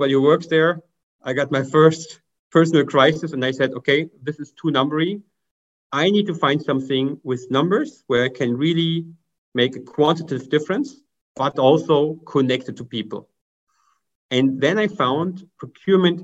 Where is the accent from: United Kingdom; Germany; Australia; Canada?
Germany; English is a second language; as you can hear by my accent, I'm from Germany.